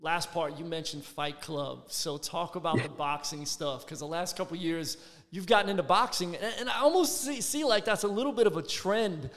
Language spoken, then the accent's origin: English; Philadelphia, Pennsylvania, United States; now in Tampa, United States; My best friend growing up in Philly